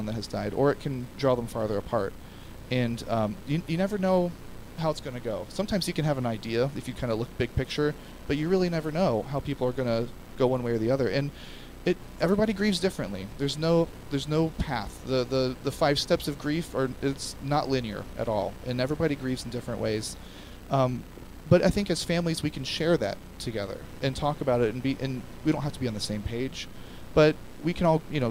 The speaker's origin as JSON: {"language": "English", "country": "United States", "said": "as an American culture"}